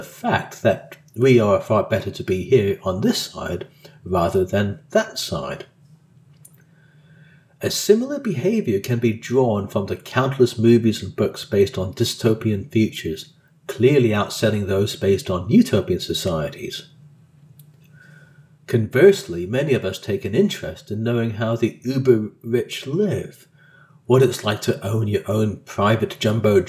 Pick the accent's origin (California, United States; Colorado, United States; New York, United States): Colorado, United States; Growing up in Colorado during the 70s and early 80s, far away from any international boundaries